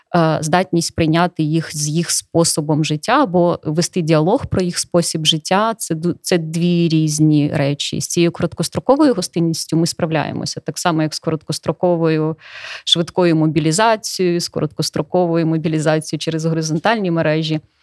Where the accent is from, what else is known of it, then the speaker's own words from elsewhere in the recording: Donetsk Oblast, Ukraine; moved away as an adult; now in Ivano-Frankivsk, Ukraine; я з Донецької області